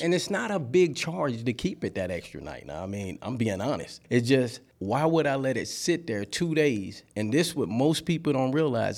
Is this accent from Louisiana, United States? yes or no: yes; Louisiana, United States; moved away as an adult; now in Georgia, United States; I'm from Louisiana.